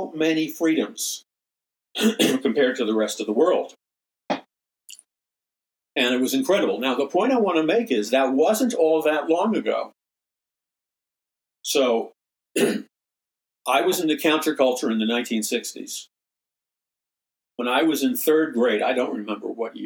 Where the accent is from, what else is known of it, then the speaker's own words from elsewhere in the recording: United States; American Christians